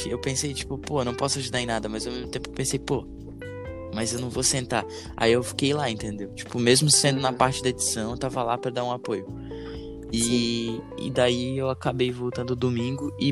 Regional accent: Florianópolis, Santa Catarina, Brazil; eu sou um, tomara Deus, futuro trapstar. agora começando a trabalhar com meu pai. E eu sou daqui de, de Floripa, sempre morei por aqui, pá.

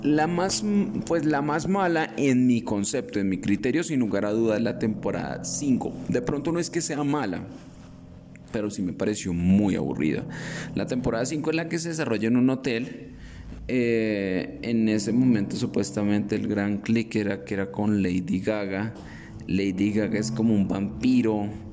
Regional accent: Colombia

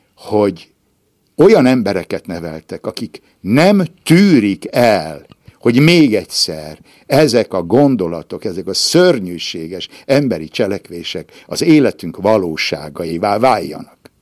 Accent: Ibrány, Szabolcs-Szatmár-Bereg, Hungary; moved away; a szülőházam még mindig áll, ez az Adi Endre utca 34-es szám, ott Ibrányban, és én abban a házban születtem

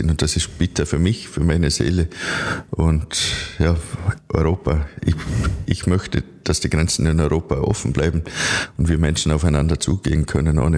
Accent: Vorarlberg, Austria; now in Vienna, Austria; Ich freue mich als halt, Vorarlberger hier in Wien sein zu dürfen, um äh, auch mitzuteilen, über was wir im Bregenzer Wald alles nachdenken.

